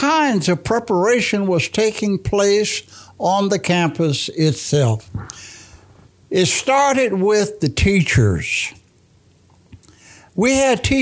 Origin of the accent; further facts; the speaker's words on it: Bartow, Florida, United States; I grew up here in West Bartow, then moved here in 54, my grandmother